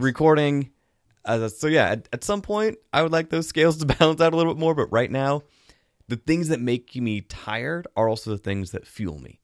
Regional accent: the Northwest, Pacific Northwest, United States; I grew up in the Northwest, I grew up swimming in lakes

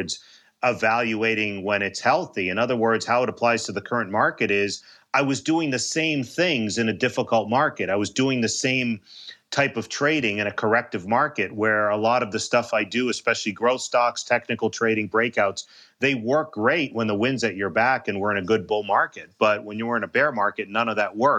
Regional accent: Boston, Massachusetts, United States; I grew up in Boston.

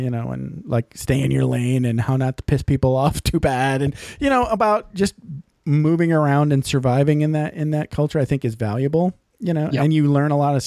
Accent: Menominee, Michigan, United States; I grew up in a place called Menominee, Michigan

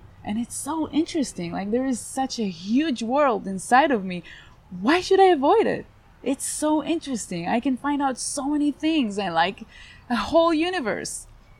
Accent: Israel; So I was born in Israel, which is a war zone, and for me it's quite regular

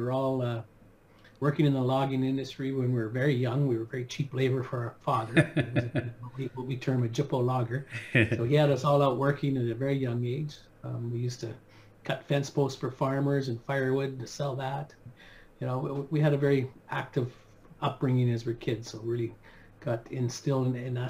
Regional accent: Vancouver Island, British Columbia, Canada; I grew up on Vancouver Island, and when I started university, I moved to Vancouver

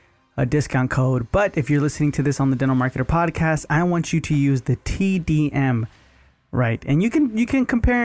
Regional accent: Texas, United States; moved away; I grew up in Texas, so that's all we used to do, barbecue and eat.

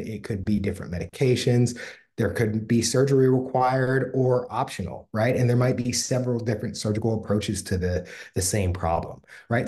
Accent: Pittsburgh, Pennsylvania, United States; I'm from Pittsburgh

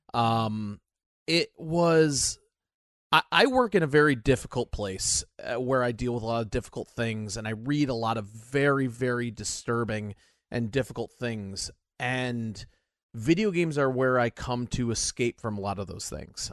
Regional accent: United States; I'm an American.

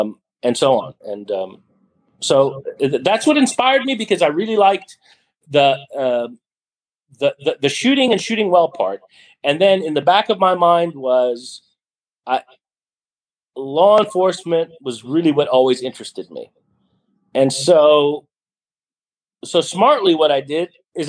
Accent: Libya; born there; Briefly, that bio is I was born in Libya, and my father was a diplomat

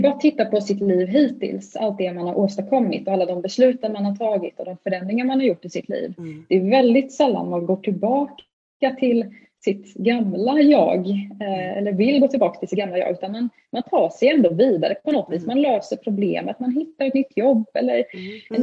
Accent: Stockholm, Stockholm County, Sweden; now in Halmstad, Sweden; jag är ju från Stockholm från grunden. Mm. Eh, mm men bor ju i Halmstad idag.

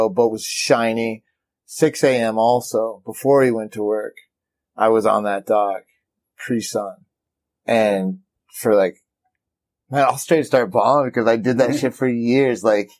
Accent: Midwest, United States; But I was from the Midwest, and that was kind of a down.

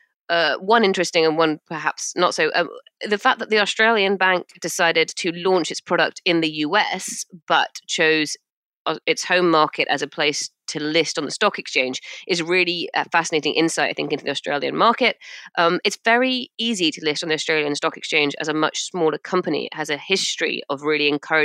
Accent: United Kingdom; I'm British

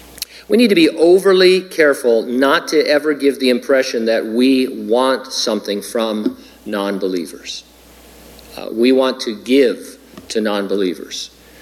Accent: San Bernardino, California, United States; My hometown of San Bernardino is like that, sadly.

